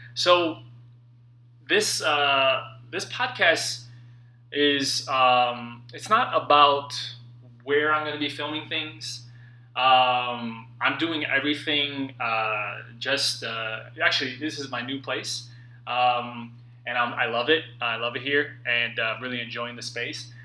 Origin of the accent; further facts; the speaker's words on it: St. Louis Park, Minnesota, United States; now in Los Angeles, United States; I was back in my hometown for the holidays, sitting at a table at Supermoon Buffet, an Asian, mostly Chinese food buffet in St. Louis Park, Minnesota.